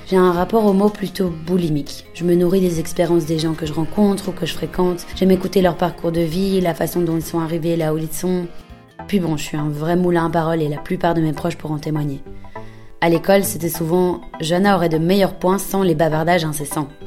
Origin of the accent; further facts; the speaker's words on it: Belgium; now in Berlin, Germany; J'ai 26 ans, je suis belge et j'habite à Berlin.